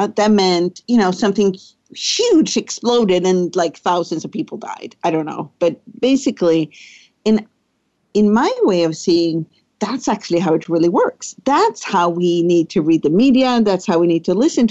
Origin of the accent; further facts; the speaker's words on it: Sweden; So I grew up in Sweden. I'm born in Sweden. I guess I am Swedish. I still live there